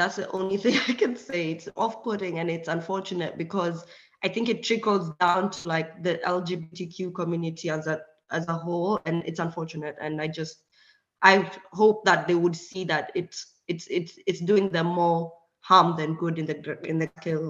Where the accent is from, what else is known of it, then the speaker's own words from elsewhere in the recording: Kenya; moved away as an adult; now in Hungary; Yeah. I'm from Kenya, but I live in Hungary now.